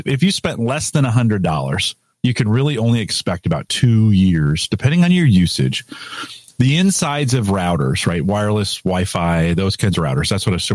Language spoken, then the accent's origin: English; United States; I'm an American